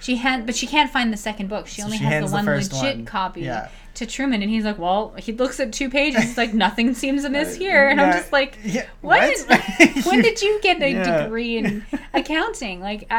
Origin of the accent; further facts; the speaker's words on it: Canada; Christ, they as a Canadian